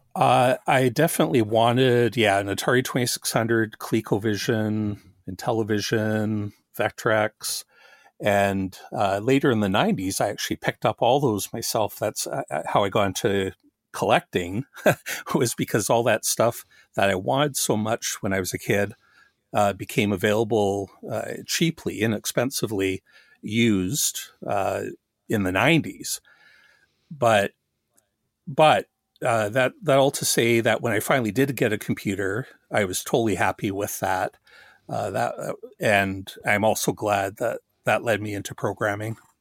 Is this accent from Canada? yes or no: yes; Canada; also born or lived in Australia; I'm Canadian